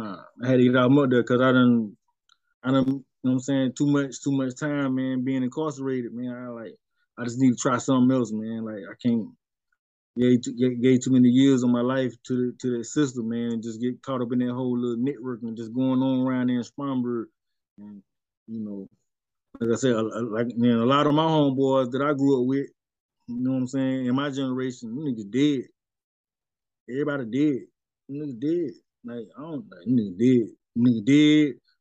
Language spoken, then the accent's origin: English; Spartanburg, South Carolina, United States; also born or lived in North Charleston, South Carolina / Columbia, South Carolina; I represent Sparkle City, man. I'm coming straight up out of Sparkle City, man. South Carolina